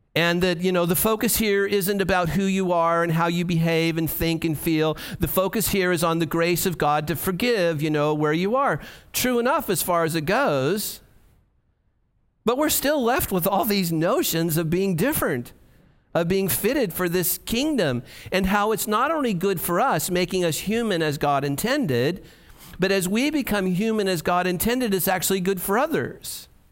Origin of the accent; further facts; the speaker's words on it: United States; for us as American evangelicals